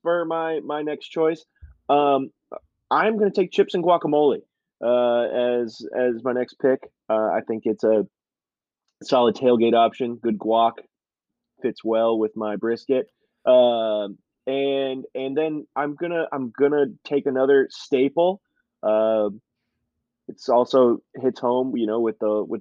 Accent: Texas, United States; I am a Texan at heart, and so we do the tailgate game a little different down in Texas

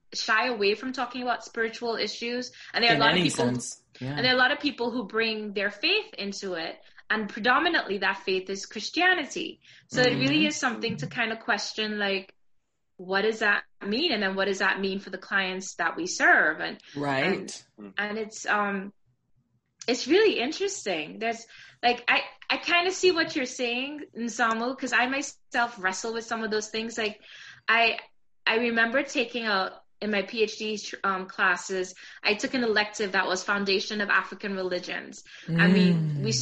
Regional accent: Trinidad & Tobago; I grew up in Trinidad

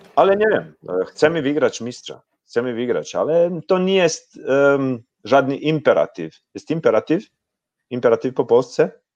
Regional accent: Osijek, Osijek-Baranja County, Croatia; Polish is a second language; Ja jestem z Osieka

